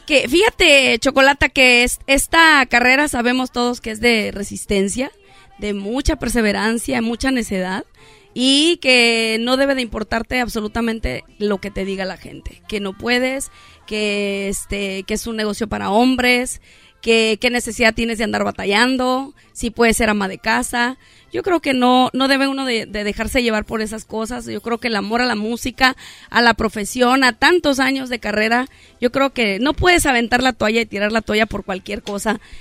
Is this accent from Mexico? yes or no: yes; Mexico; nosotros somos más mexicanos que los nopales. A, mí me fascina mi país